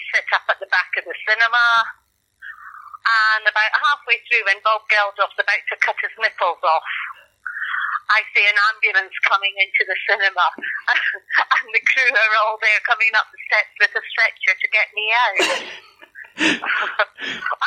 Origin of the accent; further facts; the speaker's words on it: Scotland, United Kingdom; I'm Scottish